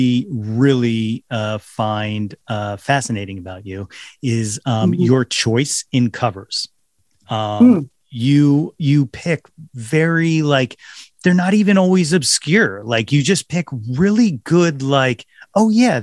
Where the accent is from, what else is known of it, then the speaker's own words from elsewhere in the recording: Philadelphia, Pennsylvania, United States; I'm from Philly